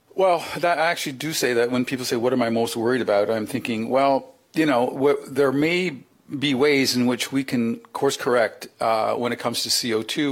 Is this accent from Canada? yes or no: yes; Canada; as a Canadian, you know, uh, we are a northern you know, uh, you know, country